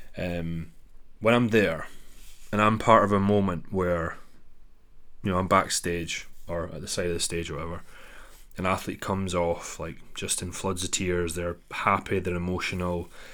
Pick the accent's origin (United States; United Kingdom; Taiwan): United Kingdom; Dundee, Scotland; my hometown, which is Dundee, Scotland.